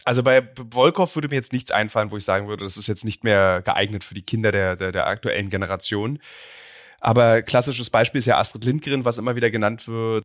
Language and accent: German; East Germany, Germany; ich komme aus dem Osten